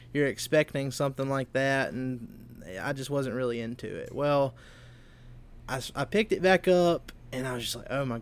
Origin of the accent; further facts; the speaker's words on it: Seminary, Mississippi, United States; my hometown of Seminary, Mississippi